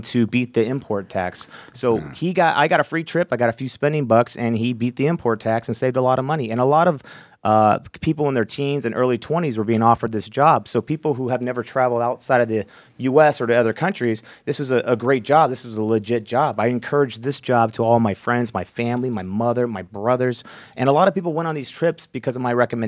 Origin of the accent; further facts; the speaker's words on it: United States; I was the only American over there.